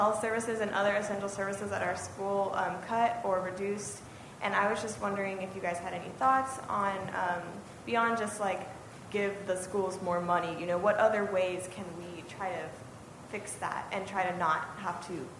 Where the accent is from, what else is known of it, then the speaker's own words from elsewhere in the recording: Texas, United States; moved away as an adult; now in Oklahoma, United States; I'm from Texas. I'm a student at the University of Oklahoma